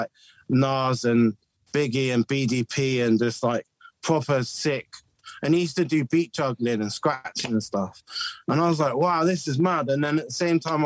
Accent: Bristol, South West England, United Kingdom; I was brought up in the 90s in Bristol

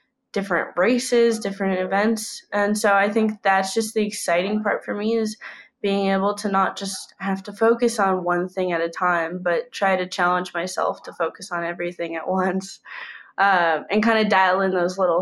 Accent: United States; I'm from the United States

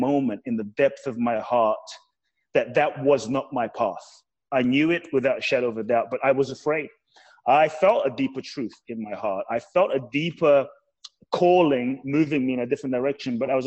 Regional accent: London, United Kingdom; also born or lived in Ghana; now in Los Angeles, United States; And I grew up in London. So I was raised in London, UK

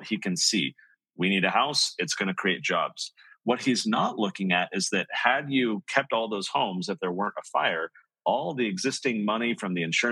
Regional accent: San Diego, California, United States; I grew up in San Diego

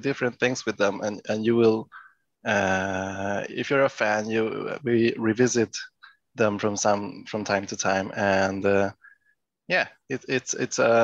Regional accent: Stockholm, Stockholm County, Sweden; I'm from Stockholm, Sweden.

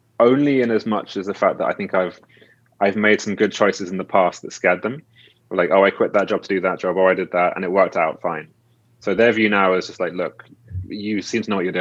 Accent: United Kingdom; I'm British

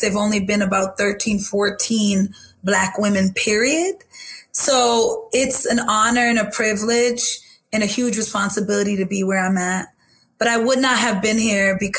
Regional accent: Boston, Massachusetts, United States; I used to tell people I was from Roxbury

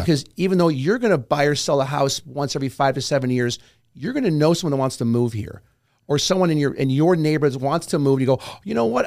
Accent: New York, United States; I'm from New York

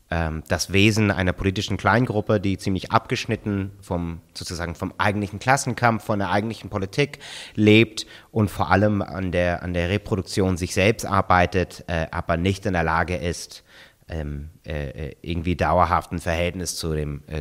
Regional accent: United States; ich meine, ich bin in den Vereinigten Staaten aufgewachsen.

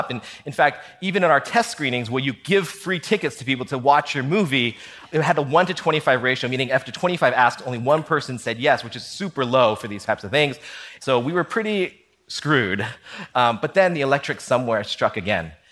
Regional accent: California, United States; I'm not Latino. I'm not from Washington Heights. I'm all California kid, but that core, I got it and I could communicate that.

